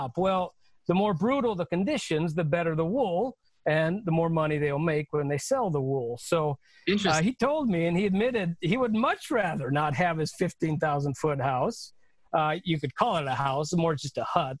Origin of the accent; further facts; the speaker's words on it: United States; the chance that I've had as an American male for formal education